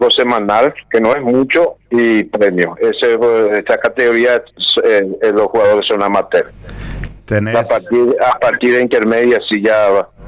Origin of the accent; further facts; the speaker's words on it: Paraguay; somos paraguayos, yo soy fanático de mi país, siempre fui fanático, siempre quise volver, nunca pensé cuando estuve afuera quedarme en un país siempre pensé de volver a, Paraguay porque quiero muchísimo a, este país.